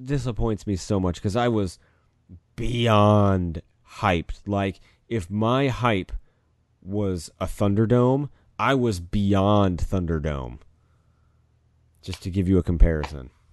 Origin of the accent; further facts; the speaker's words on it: Kentucky, United States; we're from Kentucky